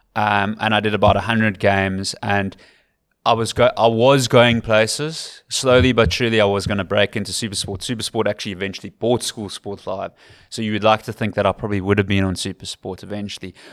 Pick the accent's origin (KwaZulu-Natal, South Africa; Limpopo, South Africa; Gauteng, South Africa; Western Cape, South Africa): Western Cape, South Africa; Cape Town; accent: Western Cape / Capetonian; moved away as an adult; now in Ireland; my accent is too Western Capey. It's too Capetonian